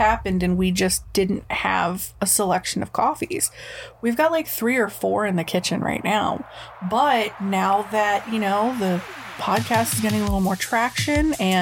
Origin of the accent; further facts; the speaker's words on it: New England, United States; we're from New England